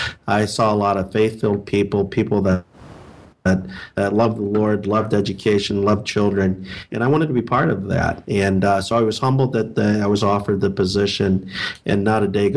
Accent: Ohio, United States; moved away as an adult; also born or lived in Toledo, Ohio; now in Northern Chicago, Illinois, United States; I'm new to the Northern Chicago, Illinois community. I grew up in Ohio. Grew up a little bit south of Cleveland, a small town in mid-Ohio.

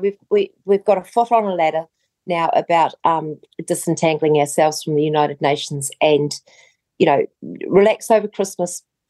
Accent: New Zealand; So as a New Zealander, you will no longer be able to just go.

